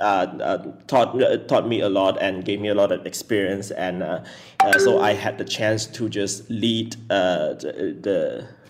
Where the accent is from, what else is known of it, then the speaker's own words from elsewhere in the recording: Pahang, Malaysia; I grew up in Pahang